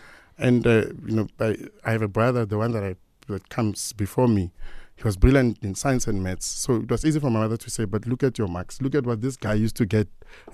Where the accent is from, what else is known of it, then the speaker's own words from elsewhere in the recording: Pretoria, Gauteng, South Africa; So I was born and bred in Mamelodi.